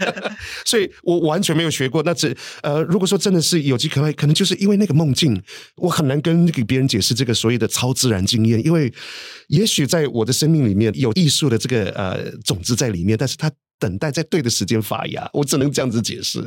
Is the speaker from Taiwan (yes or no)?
yes; Matailin tribe, near Ruisui, Hualien County, Taiwan; now in United Kingdom; 花莲靠近瑞穗的地方，马泰林部落